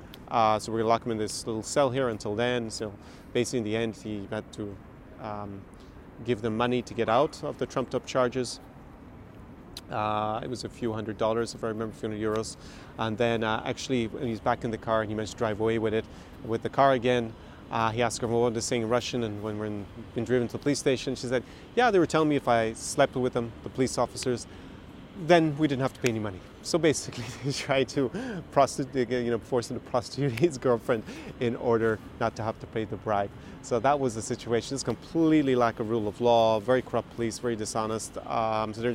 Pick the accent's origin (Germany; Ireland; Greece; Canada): Ireland; now in Ukraine; my experience as an Irishman on Maidan in February 2014